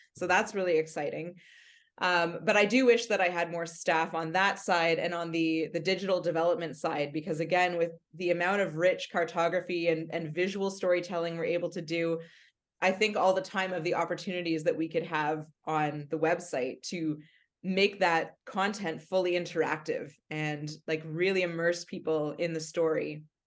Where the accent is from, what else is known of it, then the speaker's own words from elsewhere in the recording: Mississauga, Ontario, Canada; I grew up in Mississauga listening to C H F